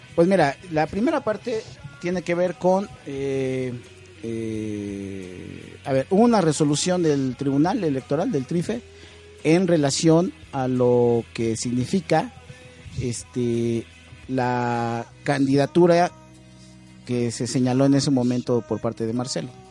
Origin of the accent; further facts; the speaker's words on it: Mexico City, Mexico; soy de Cuauhtémoc